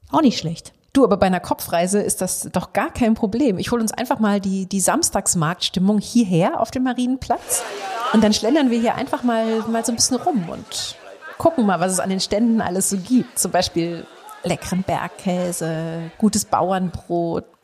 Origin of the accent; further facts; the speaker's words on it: Northern Germany, Germany; Irgendwie, ja, für mich als Norddeutsche sind die, sind